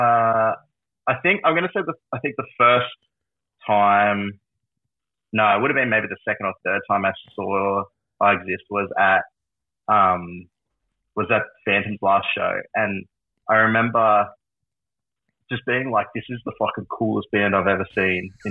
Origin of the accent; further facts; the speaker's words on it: Wollongong, New South Wales, Australia; I grew up in Wollongong